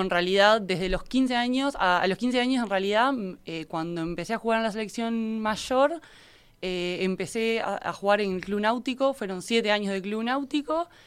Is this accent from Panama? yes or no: no; Minas, Lavalleja, Uruguay; soy oriunda de Minas